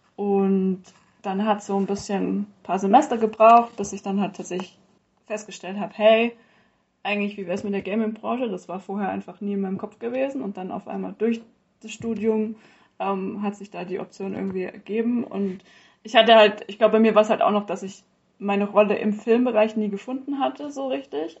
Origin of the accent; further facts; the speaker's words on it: Stuttgart area, Baden-Württemberg, Germany; moved away as an adult; now in Bayreuth, Germany; ursprünglich bin ich eigentlich aus Baden-Württemberg, Großraum Stuttgart